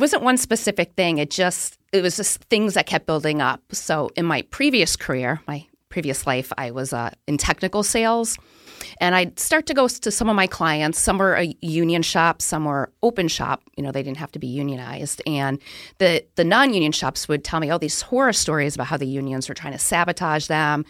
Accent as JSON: {"language": "English", "town": "Southington", "region": "Connecticut", "country": "United States", "tie": "born or raised there", "lives_now": "Boston, United States", "said": "Yeah, I grew up in Southington, Connecticut, graduated high school, started my career in Connecticut."}